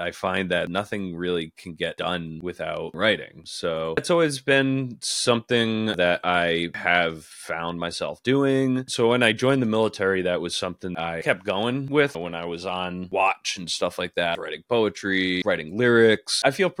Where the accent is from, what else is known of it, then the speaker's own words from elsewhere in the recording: Rhode Island, United States; I grew up in Rhode Island, very rural part of Rhode Island.